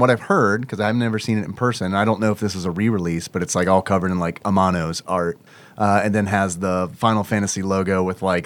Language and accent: English; United States; we're American